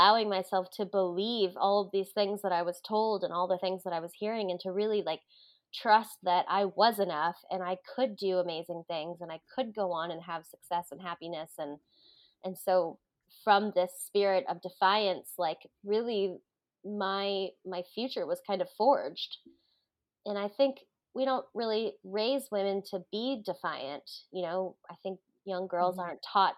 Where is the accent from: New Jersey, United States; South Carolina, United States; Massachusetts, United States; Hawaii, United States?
Hawaii, United States; I grew up in Hawaii